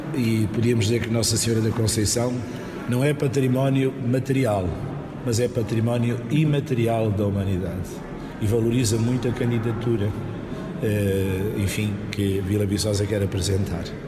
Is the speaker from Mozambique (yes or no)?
yes; Island of Mozambique, Nampula, Mozambique; na ilha de Moçambique, é a minha terra onde eu nasci